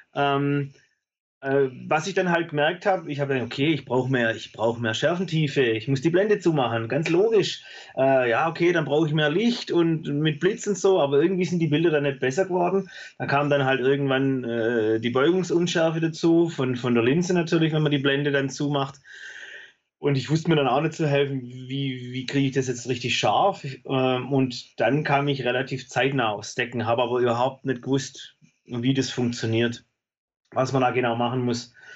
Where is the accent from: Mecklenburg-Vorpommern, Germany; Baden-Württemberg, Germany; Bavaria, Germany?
Baden-Württemberg, Germany; Besigheim; Ich komme äh, äh, zwischen Stuttgart und Heilbronn aus dem Weinort Besigheim. Ähm, lebe da mit meiner Frau und meinen drei Kindern.